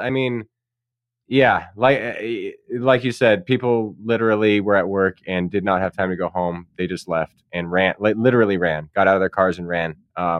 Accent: Paradise, California, United States; I grew up in Paradise. I went to Paradise High School. I went to Paradise Pines Elementary, which is in Paradise, and the intermediate middle school.

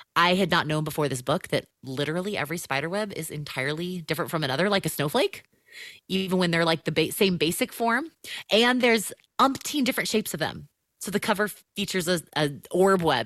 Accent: Southern California, United States; moved away as an adult; also born or lived in Chicago area; I'm a Southern Californian, and, uh, have spent all my life here, minus five years, uh, in the Chicago area

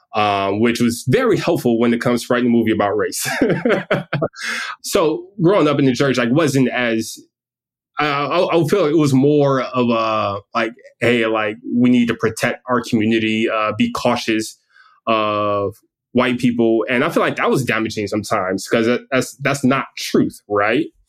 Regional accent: Detroit, Michigan, United States; I grew up in Detroit

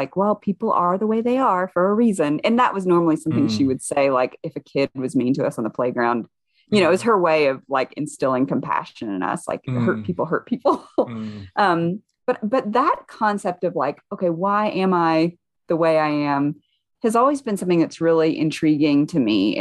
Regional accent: the South, United States; moved away; I grew up white evangelical in the South

